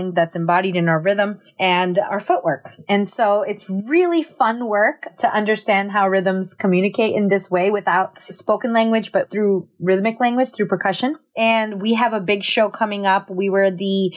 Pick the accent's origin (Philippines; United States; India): United States; by being American, by growing up here. You know, I grew up with Latinx communities